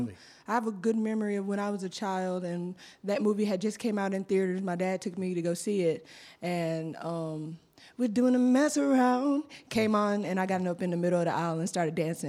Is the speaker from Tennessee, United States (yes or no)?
no; Griffin, Georgia, United States; also born or lived in Thomaston, Georgia; I am from originally from Thomaston, Georgia, okay. but um, when I turned five years old, I moved to Griffin, Georgia, mm-hmm. because mm-hmm. I was adopted. Mm-hmm. So, um, ever I've been in Griffin, Georgia ever since